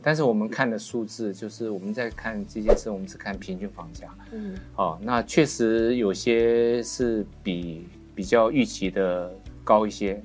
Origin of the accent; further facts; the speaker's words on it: Taiwan; 我们台湾人比较喜欢急行